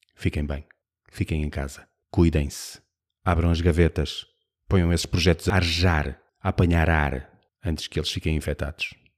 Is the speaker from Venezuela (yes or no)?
no; Braga, Norte, Portugal; eu sou de Braga